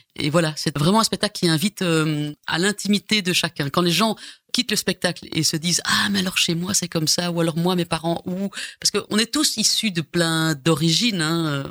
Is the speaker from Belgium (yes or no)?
yes; Brussels, Brussels-Capital Region, Belgium; accent: bruxellois; je suis né quand même à Scarbeck, voilà, tout près du parc Josapha. Mhm. Voilà. Et puis après ça, bah, on a été dans la banlieue, euh, on va dire bruxelloise